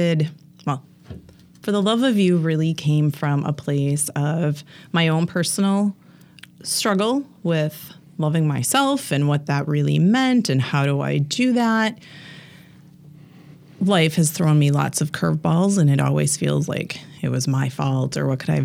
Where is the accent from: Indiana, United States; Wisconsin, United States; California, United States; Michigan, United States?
Wisconsin, United States; near Green Bay; moved away as an adult; also born or lived in Milwaukee area; now in Milwaukee, United States; I grew up near Green Bay, so I am a diehard Packer fan